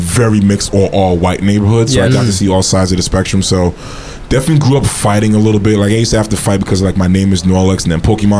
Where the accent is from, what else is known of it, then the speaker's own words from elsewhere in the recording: New York City, New York, United States; Born and raised in Brooklyn, New York.